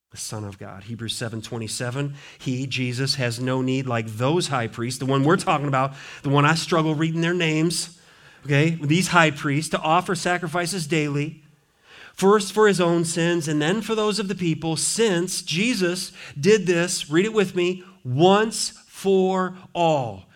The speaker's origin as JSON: {"language": "English", "region": "Montana", "country": "United States", "tie": "born or raised there", "moved": "yes", "lives_now": "Richmond, United States", "said": "I grew up in Montana"}